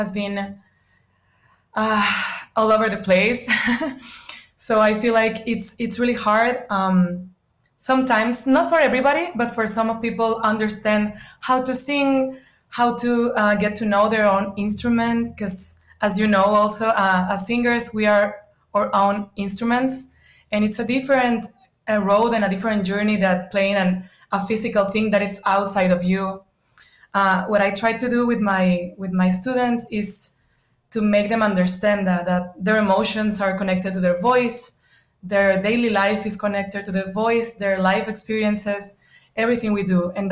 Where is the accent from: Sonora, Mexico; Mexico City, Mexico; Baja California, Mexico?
Sonora, Mexico; bordering Arizona; now in United States; I grew up in the north of Mexico. It's northwest, is the border next to Arizona.